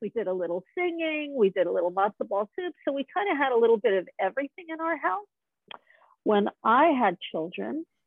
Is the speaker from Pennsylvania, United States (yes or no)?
no; Malibu, California, United States; I grew up in Malibu Colony when I was a little girl